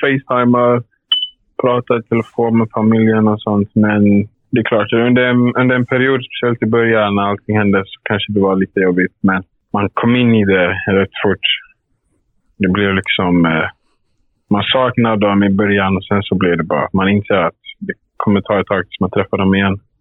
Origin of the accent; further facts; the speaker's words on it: Sweden; moved away as an adult; now in England; jag är inte hemma i Sverige så ofta ändå